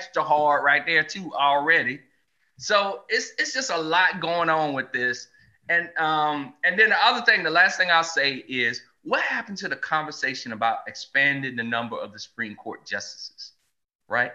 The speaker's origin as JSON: {"language": "English", "region": "the South", "country": "United States", "tie": "born or raised there", "said": "I grew up in the South"}